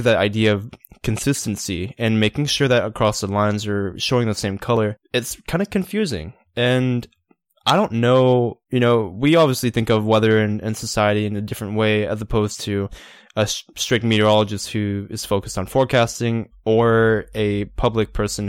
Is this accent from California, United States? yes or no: no; Georgia, United States; We're both from Georgia, but it's funny how accents can change one part of the state versus the other part of the state.